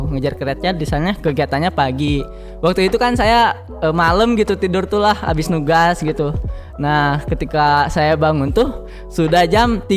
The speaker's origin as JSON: {"language": "Indonesian", "town": "Sukabumi", "region": "West Java", "country": "Indonesia", "said": "Beda halnya ketika Kang Firman ngobrol misalkan sama saya orang Sukabumi, maka saya akan berperspektif gitu bahwa salah saya apa gitu kok dibentak-bentak"}